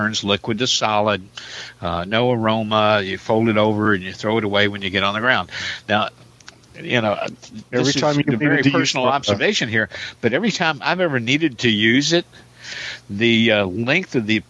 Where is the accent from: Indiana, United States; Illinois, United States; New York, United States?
Indiana, United States; Jeffersonville; now in Wichita, United States; my hometown, Jeffersonville, Indiana